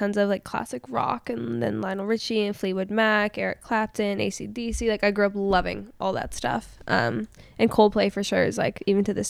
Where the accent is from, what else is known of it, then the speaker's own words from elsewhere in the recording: Winnipeg, Manitoba, Canada; moved away as an adult; also born or lived in Los Angeles; I grew up in Winnipeg. I'm from Winnipeg. Technically, my license is still Winnipeg. I haven't officially moved, but COVID kind of brought me here. And then I've been in LA, so I'm kind of a nomad at this point in my life.